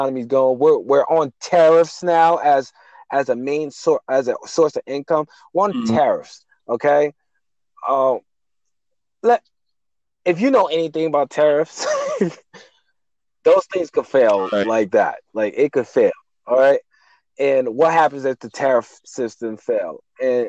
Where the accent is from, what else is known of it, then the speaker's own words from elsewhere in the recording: New York, United States; also born or lived in New Jersey; I'm from New York.